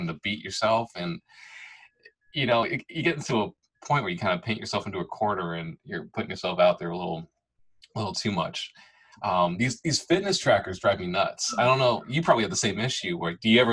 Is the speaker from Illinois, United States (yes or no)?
yes; Illinois, United States; now in Tennessee, United States; I grew up in Illinois